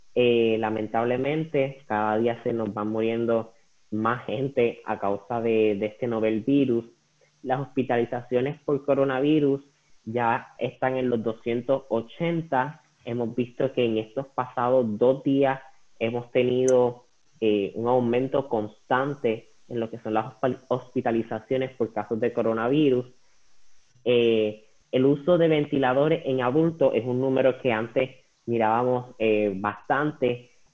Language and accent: Spanish; Puerto Rico; a nosotros como puertorriqueños